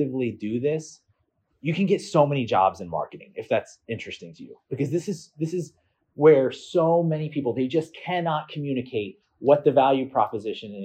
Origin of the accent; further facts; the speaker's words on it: Philadelphia, Pennsylvania, United States; I'm from Philadelphia